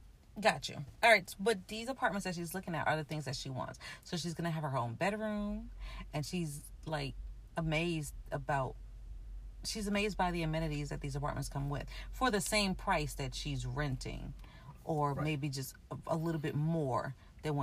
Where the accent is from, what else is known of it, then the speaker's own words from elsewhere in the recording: New York City, New York, United States; I grew up in New York City